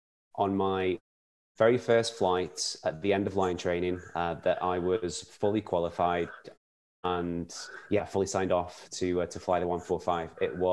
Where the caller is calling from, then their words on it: Glasgow, Scotland, United Kingdom; I'm joining you from Glasgow in Scotland.